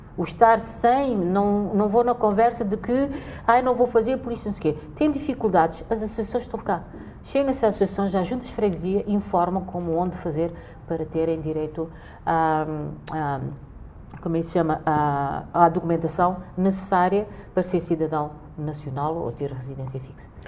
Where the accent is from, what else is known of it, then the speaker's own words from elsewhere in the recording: Cape Verde; now in Portugal; somos cabo-verdianos